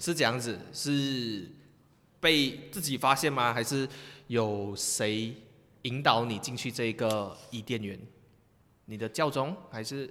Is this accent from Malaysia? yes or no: yes; Malaysia; 我们马来西亚人很厉害呀